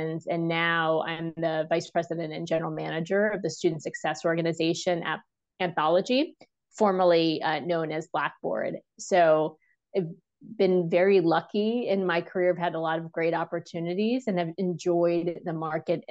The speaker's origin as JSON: {"language": "English", "region": "New Jersey", "country": "United States", "moved": "yes", "lives_now": "Washington, DC, United States", "said": "I live in DC. I'm from New Jersey originally."}